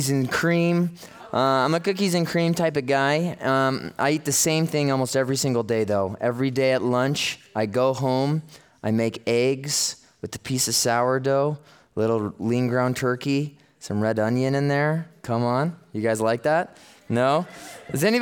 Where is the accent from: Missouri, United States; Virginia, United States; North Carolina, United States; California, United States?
California, United States; Los Angeles; I am from the Los Angeles area